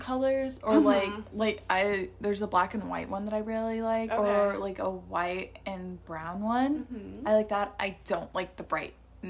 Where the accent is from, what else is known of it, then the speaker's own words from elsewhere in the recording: Midwest, United States; moved away; also born or lived in Nebraska; Growing up in the Midwest, I have a special love for Menards.